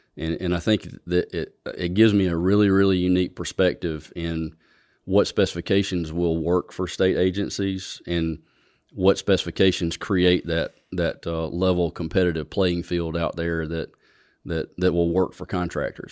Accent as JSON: {"language": "English", "region": "Alabama", "country": "United States", "tie": "born or raised there", "also_born_or_lived": "Montgomery, Alabama / Auburn, Alabama", "said": "I grew up in, in Elmore County, on a farm in Elmore County"}